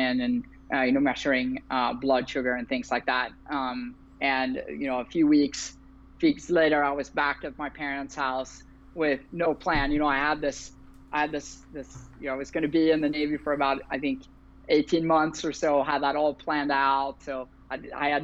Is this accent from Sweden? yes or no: yes; Sweden; moved away as an adult; also born or lived in Berlin, Germany; now in San Francisco, United States; I currently live in San Francisco, California. I've been here for about 6 years now, but I'm originally from Sweden